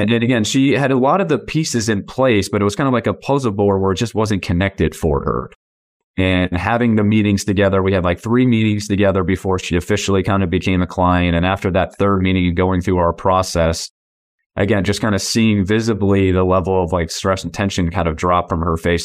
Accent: Massachusetts, United States; moved away as an adult; now in San Diego, United States; I was born and raised in Massachusetts

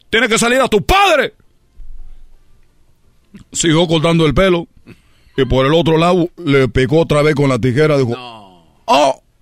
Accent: Cuba; pero yo soy de Cuba, nosotros somos peloteros y me da mucho coraje que México solo tenga Valenzuela.

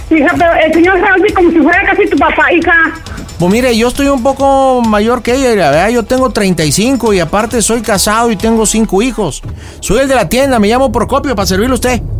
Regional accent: León, Guanajuato, Mexico; Porque, pues yo soy de los de León, pero pues soy güerillo y ojo claro

